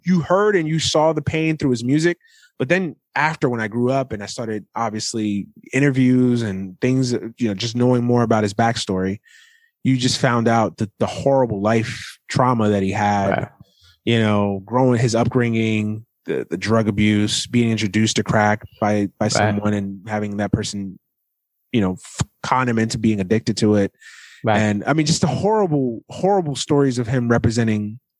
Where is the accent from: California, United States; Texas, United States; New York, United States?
New York, United States; growing up in New York at that time